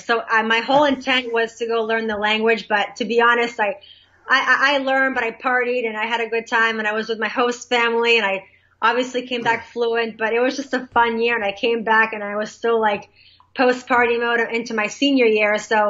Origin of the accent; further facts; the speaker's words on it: Boston, Massachusetts, United States; moved away as an adult; also born or lived in Dedham, Massachusetts; now in Brevard County, Florida, United States; So I'm, as my dad says, American made with Polish parts. So I'm born and raised in Boston. Of two immigrant parents from Poland. Long story short, they immigrated here in the 70s. I came along in 81